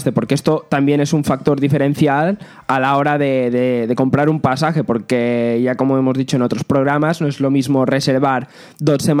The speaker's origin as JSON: {"language": "Spanish", "region": "Balearic Islands", "country": "Spain", "said": "las Islas Baleares, que es de donde yo soy"}